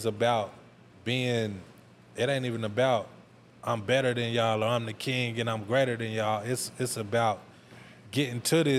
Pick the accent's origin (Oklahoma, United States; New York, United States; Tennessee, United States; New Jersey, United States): Oklahoma, United States; Tulsa; born or raised there